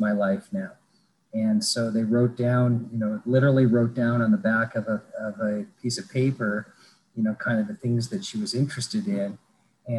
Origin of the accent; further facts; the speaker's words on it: Fargo, North Dakota, United States; also born or lived in Winnipeg, Manitoba, Canada; I grew up in Fargo, North Dakota